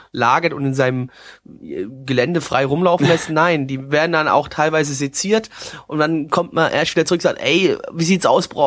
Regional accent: Dieburg, Hesse, Germany; bei uns da ist so in Südhätten so eine kleine Fasnachtshochburg bei uns im Odenwald, beziehungsweise Ausläufer des Odenwalds in Dieburg. Und äh, da ist so, äh, wenn du klein bist, ist Kinderfasnacht ist geil

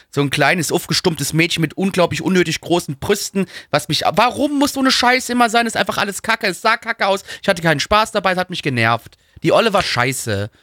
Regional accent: Germany; ich bin Deutscher

